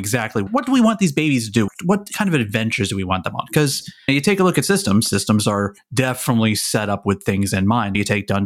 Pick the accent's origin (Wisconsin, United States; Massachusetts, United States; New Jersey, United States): New Jersey, United States; I'm from Jersey